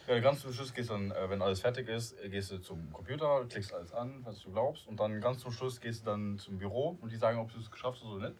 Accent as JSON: {"language": "German", "country": "Luxembourg", "first_language": "Luxembourgish", "second_language": "German", "moved": "yes", "lives_now": "Germany", "said": "ich bin ja Luxemburger, ich, ich wohne jetzt in Deutschland"}